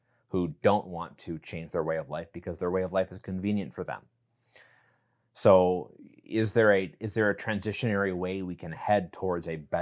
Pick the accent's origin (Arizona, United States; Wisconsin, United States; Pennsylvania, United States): Wisconsin, United States; West Allis; we're both from Wisconsin and I grew up in Milwaukee, specifically West Allis